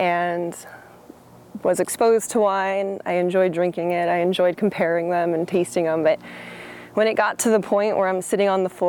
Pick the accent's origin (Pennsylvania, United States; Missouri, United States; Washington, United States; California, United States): California, United States; Los Angeles; moved away as an adult; also born or lived in San Diego / Bay Area / New York; now in Oregon, United States; I'm totally from California. I'm from Los Angeles, the beach cities of Los Angeles, and I went to school in San Diego.